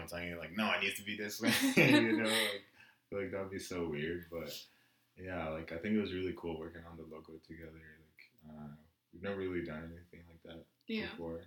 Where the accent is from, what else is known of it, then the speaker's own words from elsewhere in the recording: South Africa; also born or lived in Congo; I was born in South Africa, but my parents are from the Congo, so I'm Congolese.